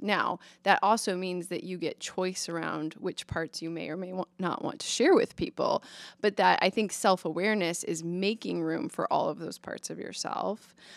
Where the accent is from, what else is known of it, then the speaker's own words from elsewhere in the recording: Omaha, Nebraska, United States; I grew up in Omaha